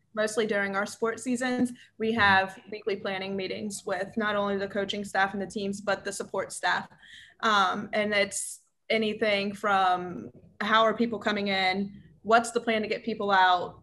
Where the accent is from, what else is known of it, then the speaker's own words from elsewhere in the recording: Cincinnati, Ohio, United States; moved away as an adult; also born or lived in St. Louis, Missouri; now in Auburn, United States; I'm from Cincinnati, Ohio, uh, born and raised